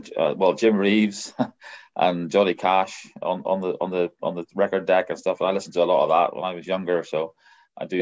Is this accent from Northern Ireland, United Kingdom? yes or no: yes; Omagh, Northern Ireland, United Kingdom; I'm from Omagh